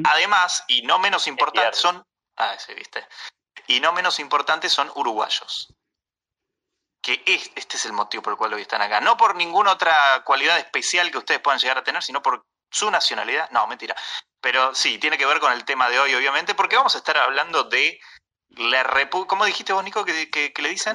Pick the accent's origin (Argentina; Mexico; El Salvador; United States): Argentina; yo como argentino